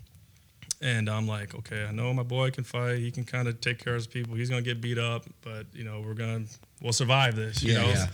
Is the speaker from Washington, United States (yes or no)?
no; Minneapolis, Minnesota, United States; also born or lived in Robbinsdale, Minnesota / Crystal, Minnesota; I was born in Minneapolis to a drug addict mother